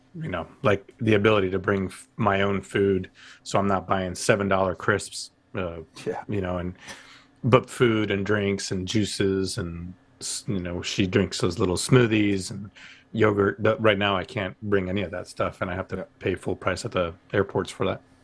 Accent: United States; I'm learning as an American.

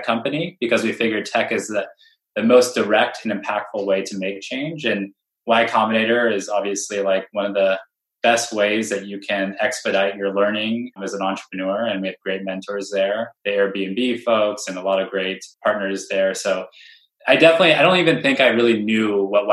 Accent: Bay Area, California, United States; I'm from the Bay Area, right? Where I was born in this ecosystem

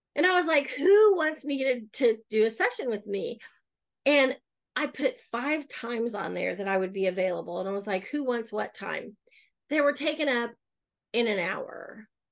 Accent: Oklahoma City, Oklahoma, United States; I'm born and raised in Oklahoma City. I have lived other places, but I always come back, and this is home.

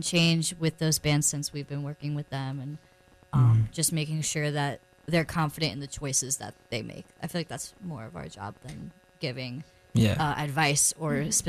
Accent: Raleigh-Chapel Hill area, North Carolina, United States; we're both from the Raleigh-Chapel Hill area.

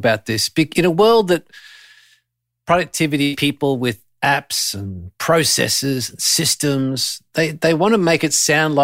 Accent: Australia; being Australian

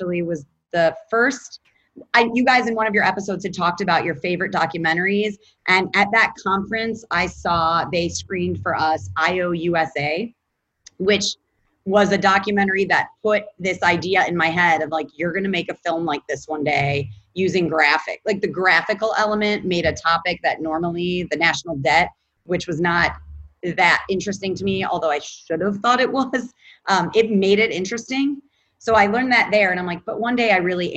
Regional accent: Cleveland, Ohio, United States; moved away; I am from Cleveland, Ohio, and Chagrin Falls is a suburb of Cleveland

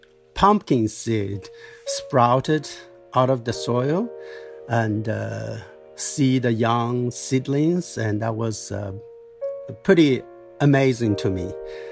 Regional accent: Dali, Yunnan, China; I grew up in Dali of Yunnan province, southwest China.

